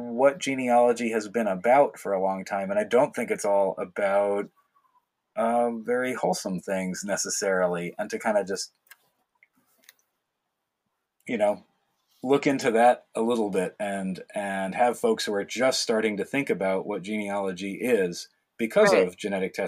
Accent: not far from New York City, United States; I grew up in New York, not far from New York City

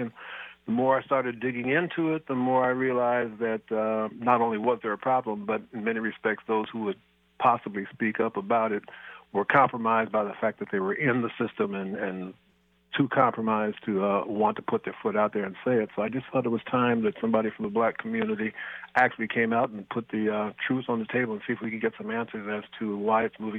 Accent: Seattle, Washington, United States; moved away; Well, I'll tell you, I'm born and raised in Seattle Market. I came through the Seattle School District system. Not living there

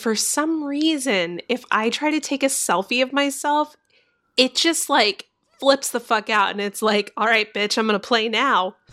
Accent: Orlando, Florida, United States; I was born in Orlando, Florida

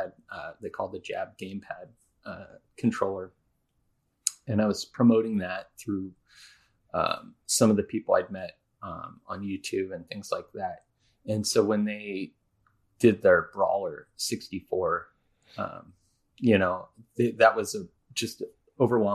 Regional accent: Seattle, Washington, United States; we're both from the Seattle area

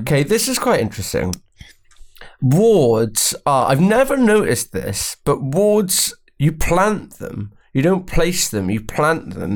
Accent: Welsh, Wales, United Kingdom; I'm Welsh

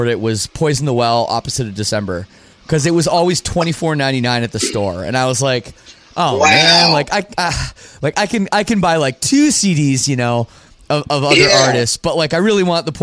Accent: Canada; I'm from Canada too

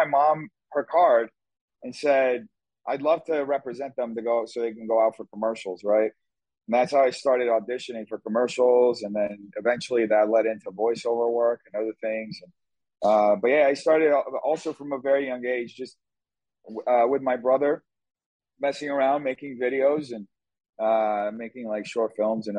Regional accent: São Paulo, Brazil; moved away; also born or lived in Morristown, New Jersey, United States / New York, United States; I was in Brazil, which where I grew up with my parents. I was born in New Jersey, but I never really lived there.

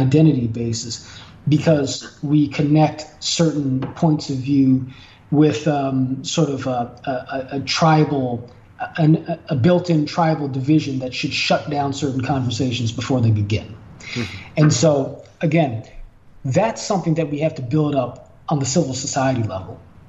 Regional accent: Los Angeles, California, United States; in the course of growing up in the Jordan Downs Projects, which is, you know, which was considered for a long time the most violent area in the state of California, where much of the black community is, you know, within South Central Los Angeles

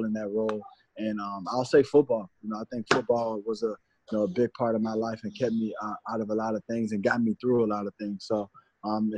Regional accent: Washington, District of Columbia, United States; moved away; growing up, where I grew up in Southeast Washington, D.C.

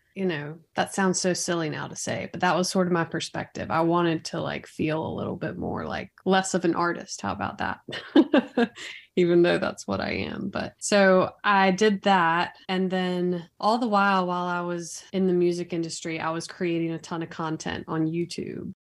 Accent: Raleigh, North Carolina, United States; I was born and raised here in Raleigh, North Carolina, the capital.

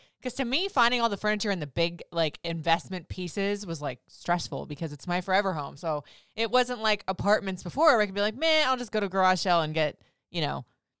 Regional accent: Florida, United States; Now I grew up in Florida. I've bounced around the country everywhere

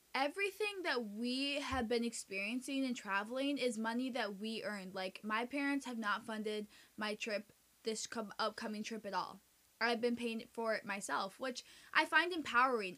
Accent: United States; first language Spanish; English is a second language; also born or lived in Santiago, Chile; we moved back to the United States when I was 2 when my mom got pregnant with my brother

